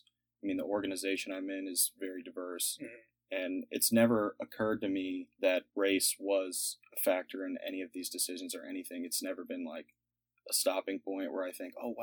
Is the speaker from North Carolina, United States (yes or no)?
no; Montgomery, Texas, United States; also born or lived in Houston, Texas; Moved to Montgomery, Texas, out by Conroe when I was in the fifth grade